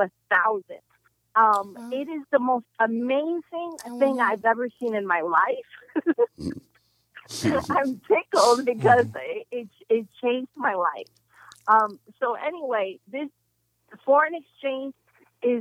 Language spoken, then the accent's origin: English; New York, United States; now in Atlanta, United States; I'm from New York, you know, where me and Karen met when we were 14